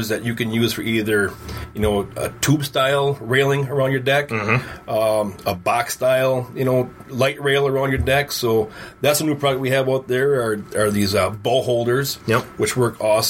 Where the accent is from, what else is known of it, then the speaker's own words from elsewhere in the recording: Wisconsin, United States; accent: northern; I live in Wisconsin